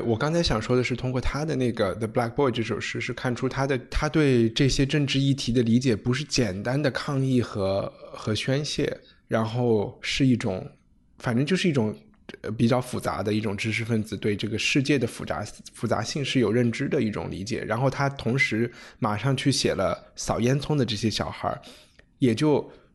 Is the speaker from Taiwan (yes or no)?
no; China; 我们中国人